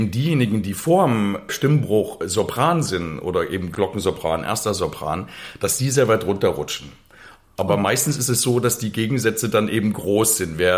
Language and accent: German; Plauen, Saxony, Germany; Ich komme ursprünglich aus